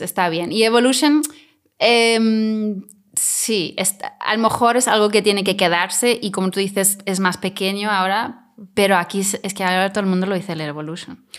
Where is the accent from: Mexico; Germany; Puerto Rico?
Germany; Spanish is a second language; now in Mallorca, Spain; soy alemana